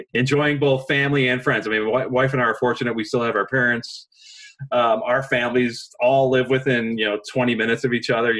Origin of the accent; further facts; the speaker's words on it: Chicago, Illinois, United States; I grew up near Wrigley Field